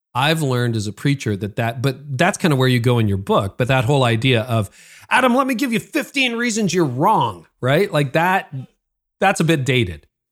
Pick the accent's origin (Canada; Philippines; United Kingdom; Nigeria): Canada; I'm Canadian, so I live north of Toronto